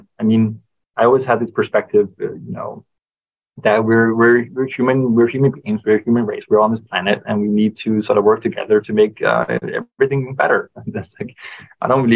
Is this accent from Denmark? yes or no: yes; Denmark; I come from Denmark where our social hierarchy is just pretty flat in general